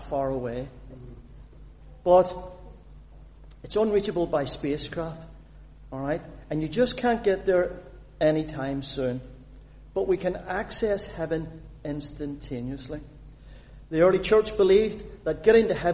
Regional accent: Northern Ireland, United Kingdom; I was born a citizen of the United Kingdom. Well, United Kingdom, Northern Ireland. I'm a British citizen. I'm proud of it. But I'm also an Irish citizen, because I was born in the island of Ireland

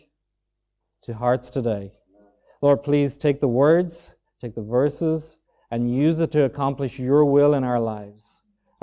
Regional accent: Dunmore East, County Waterford, Ireland; also born or lived in County Dublin; now in Swords, Ireland; I was born and raised in Dunmore East, County Waterford, or just outside it in the country

